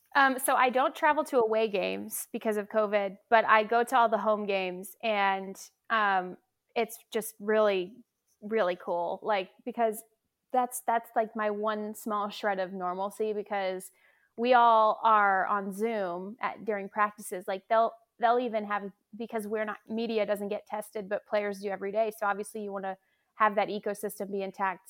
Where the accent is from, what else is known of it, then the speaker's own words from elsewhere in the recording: West Coast, United States; moved away as an adult; also born or lived in Seattle / North Carolina; now in Southern California, United States; I grew up out on the West Coast